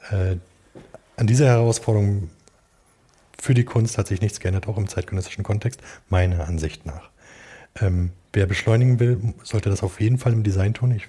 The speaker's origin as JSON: {"language": "German", "region": "Berlin", "country": "Germany", "said": "Äh, und ich komme hier aus dem, aus dem Norden von Berlin, äh, Ostdeutschland."}